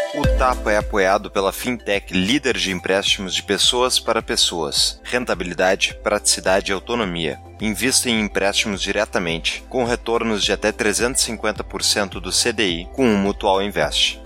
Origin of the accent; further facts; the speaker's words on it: Porto Alegre, Rio Grande do Sul, Brazil; eu sou de Porto Alegre